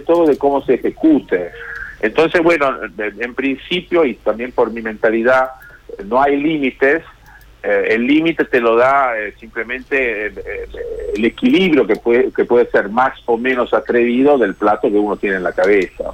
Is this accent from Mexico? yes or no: no; Genoa, Liguria, Italy; moved away; mi ciudad natal que es Génova y en Italia